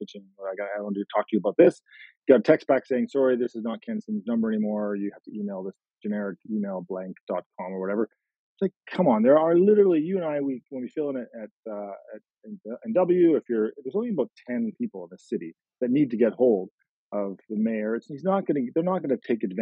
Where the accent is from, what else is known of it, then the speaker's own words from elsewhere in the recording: Langley, British Columbia, Canada; I grew up in Langley.